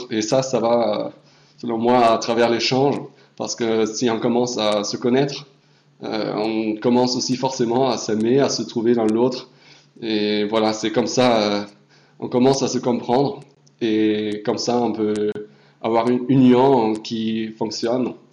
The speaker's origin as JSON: {"language": "French", "region": "Hamburg", "country": "Germany", "moved": "as an adult", "lives_now": "Poitiers, France", "said": "euh, j'ai 18 ans, euh, je suis de Hambourg"}